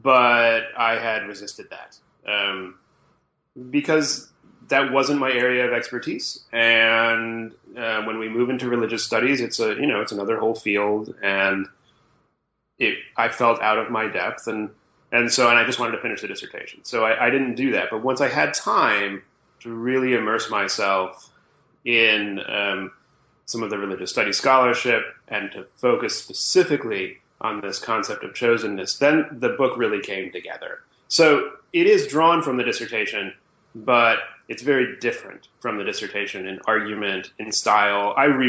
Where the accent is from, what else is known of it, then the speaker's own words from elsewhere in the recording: Illinois, United States; Well, I'm a Midwesterner being raised, I suppose. I grew up outside Chicago